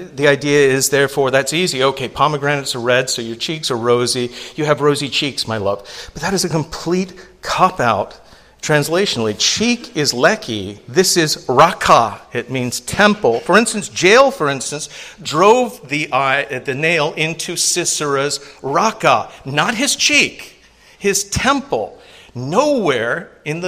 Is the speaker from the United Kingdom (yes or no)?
yes; England, United Kingdom; now in United States; I grew up in England. I didn't see white teeth until I came to the United States